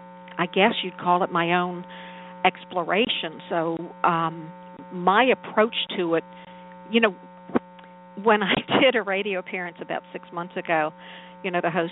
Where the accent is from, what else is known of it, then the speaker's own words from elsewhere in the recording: New Orleans, Louisiana, United States; I was born and raised in New Orleans